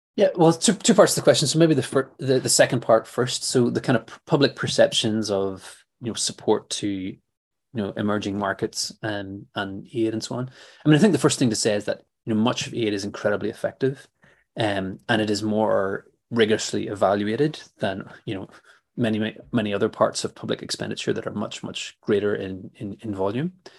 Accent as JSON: {"language": "English", "town": "Belfast", "region": "Northern Ireland", "country": "United Kingdom", "tie": "born or raised there", "said": "I grew up in in Belfast in the 1980s"}